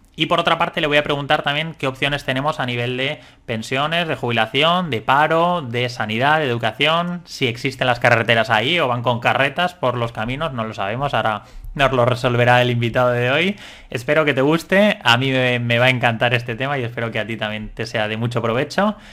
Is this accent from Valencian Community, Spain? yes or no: yes; Valencian Community, Spain; los que somos de la Comunidad Valenciana